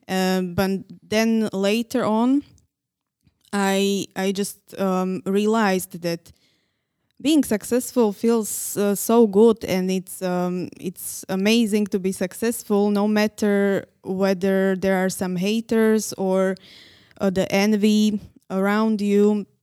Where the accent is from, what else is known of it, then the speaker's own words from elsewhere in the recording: Nitra, Nitra Region, Slovakia; English is a second language; moved away as an adult; now in Prague, Czech Republic; I was born in Nitra